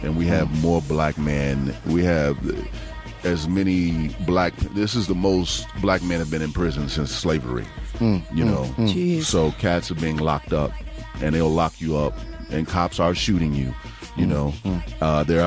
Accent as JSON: {"language": "English", "town": "Chicago", "region": "Illinois", "country": "United States", "said": "I'm from the West Side"}